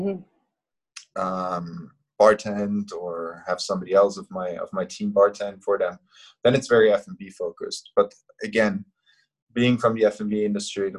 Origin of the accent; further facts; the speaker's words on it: Austria; now in Hong Kong; my hometown in Austria